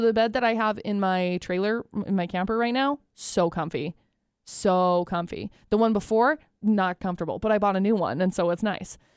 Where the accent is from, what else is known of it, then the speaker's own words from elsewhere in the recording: Utah, United States; moved away as an adult; growing up in Utah, we don't have a lottery and I didn't grow up playing it